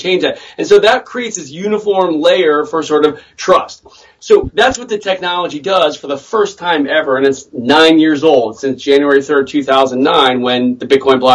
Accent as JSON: {"language": "English", "town": "Washington", "region": "District of Columbia", "country": "United States", "tie": "born or raised there", "said": "My hometown"}